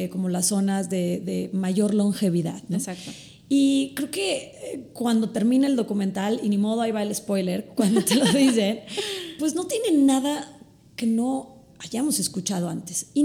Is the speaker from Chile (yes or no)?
no; Mexico; Somos de México y entonces el maíz nos cae muy bien.